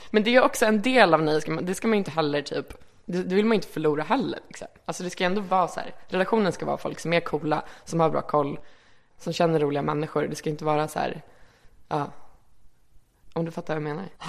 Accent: Malmö, Skåne, Sweden; moved away as an adult; also born or lived in Reykjavik, Iceland / Örebro, Sweden; now in Stockholm, Sweden; både Örebro och Malmö har jag växt upp liksom, kan man säga. Men kanske mest Malmö

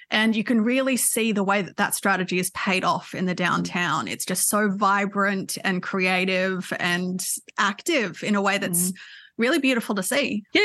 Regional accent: Newcastle, New South Wales, Australia; It is. It is so beautiful. I was really lucky enough to be back there earlier this year for the Newcastle Writers Festival

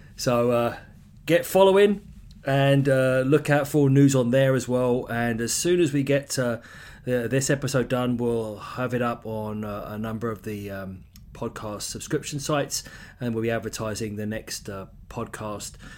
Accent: London, United Kingdom; accent: English; moved away as an adult; also born or lived in Ottawa, Canada; now in Vancouver, Canada; So I grew up in London

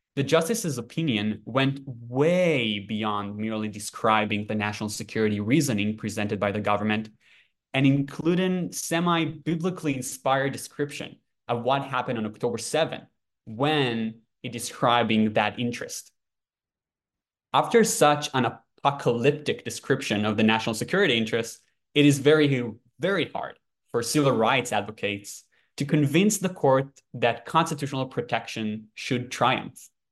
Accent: Jerusalem, Jerusalem District, Israel; now in Washington DC, United States; I'm originally from Jerusalem, Israel

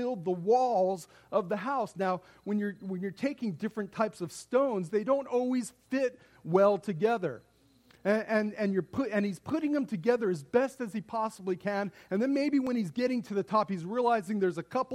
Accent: Las Vegas, Nevada, United States; I grew up out here in Las Vegas

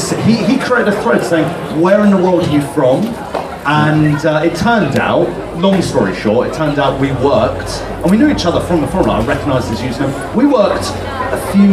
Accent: Essex, East of England, United Kingdom; We are very proudly Essex

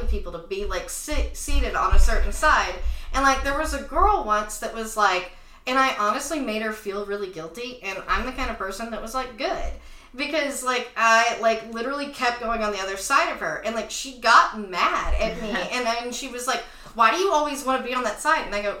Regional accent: Tyler, Texas, United States; moved away as an adult; now in Los Angeles, United States; Tyler, Texas, where I'm from

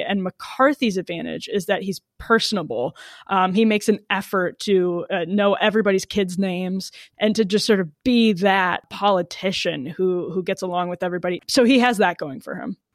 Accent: Wisconsin, United States; I'm from Wisconsin

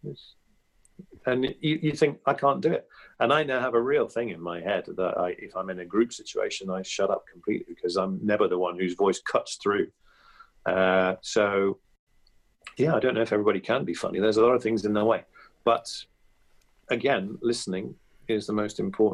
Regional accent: Evesham, West Midlands, United Kingdom; moved away as an adult; also born or lived in Clapham, London; went back to my hometown at Christmas, which I still used to do that every year after leaving university and everything else, you'd all go back to Evesham

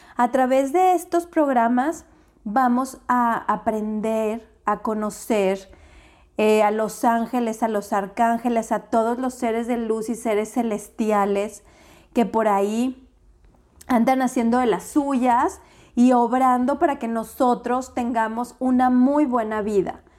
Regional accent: Mexico

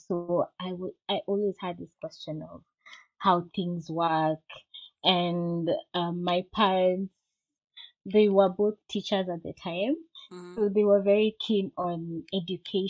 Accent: Nairobi, Kenya; moved away as an adult; now in South Africa; I grew up in Nairobi, Kenya.

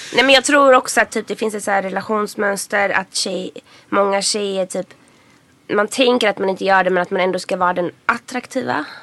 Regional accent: Gothenburg, Västra Götaland, Sweden; now in Stockholm, Sweden; huvudkaraktären kommer ju från Göteborg, mm. så som jag gör

